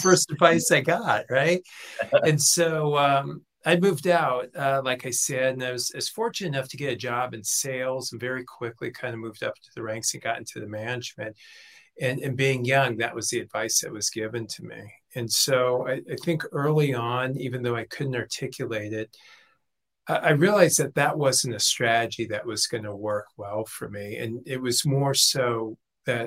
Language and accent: English; Los Angeles, California, United States; I grew up in Los Angeles, 16, moved out, hadn't finished high school